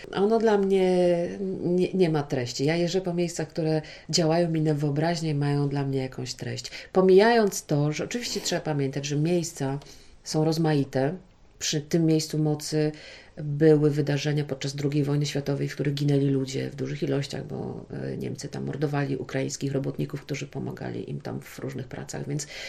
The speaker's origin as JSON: {"language": "Polish", "region": "Podlaskie Voivodeship", "country": "Poland", "said": "tutaj u nas na Podlasiu"}